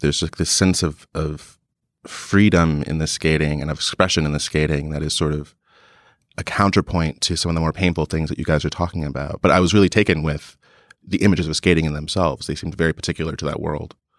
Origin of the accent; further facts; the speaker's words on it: New Jersey, United States; I'm from New Jersey. I didn't have any skate, really many skateboarders in my town